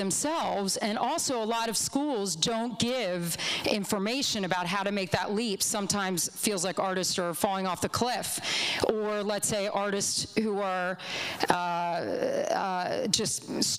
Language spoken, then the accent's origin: English; Olney, Maryland, United States; and I was raised in Olney, Maryland.